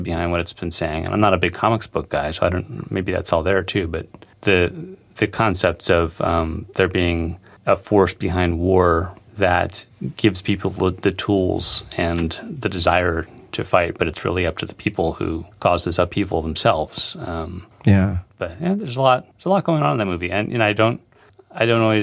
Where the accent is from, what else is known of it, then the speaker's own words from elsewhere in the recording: California, United States; growing up in California